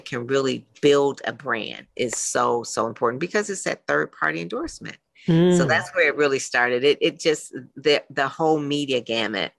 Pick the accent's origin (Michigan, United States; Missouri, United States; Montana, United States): Michigan, United States; Detroit; I grew up in Motown